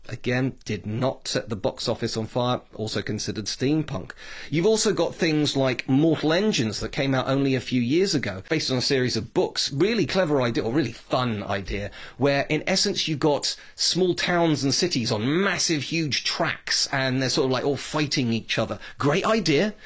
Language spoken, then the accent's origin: English; United Kingdom; speaking as a Brit